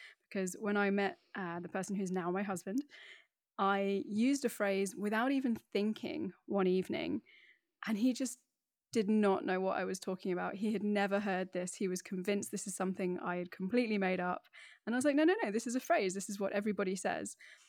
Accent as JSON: {"language": "English", "town": "Middlesbrough", "region": "North East England", "country": "United Kingdom", "accent": "BBC voice", "said": "So despite the accent, which I have spent years honing to be my BBC voice, I'm actually from the Northeast. So I'm from a kind of steel industrial town on the northeast coast called Middlesbrough"}